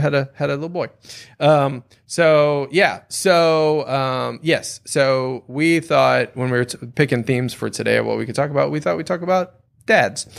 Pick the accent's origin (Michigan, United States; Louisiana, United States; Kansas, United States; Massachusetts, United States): Louisiana, United States; growing up in Louisiana